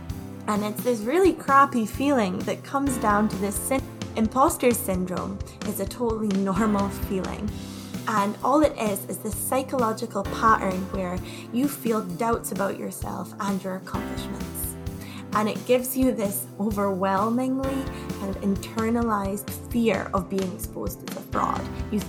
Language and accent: English; Scotland, United Kingdom; moved away as an adult; also born or lived in Glasgow / Toronto; So I'm originally from the Orkney Islands. Those are the islands right up north in Scotland. And then I moved to Glasgow to do my undergrad. So I lived there for a couple of years. And then I moved to Canada.